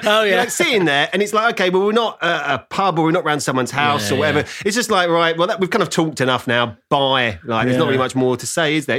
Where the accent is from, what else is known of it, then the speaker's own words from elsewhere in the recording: London, United Kingdom; I'm from East London.